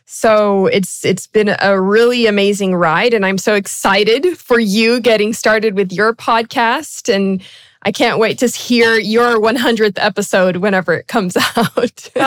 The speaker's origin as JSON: {"language": "English", "country": "Brazil", "tie": "born or raised there", "said": "I'm actually an expat kid. I was born and raised in South America in Brazil."}